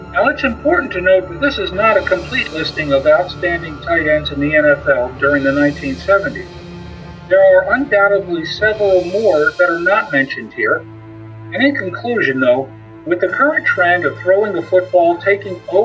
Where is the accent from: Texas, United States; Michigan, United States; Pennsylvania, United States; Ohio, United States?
Pennsylvania, United States; Pottstown; It's my hometown